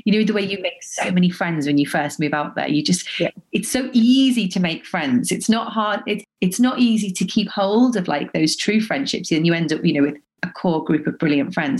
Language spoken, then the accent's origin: English; Liverpool, North West England, United Kingdom; also born or lived in Dubai; now in London, United Kingdom; I'm from Liverpool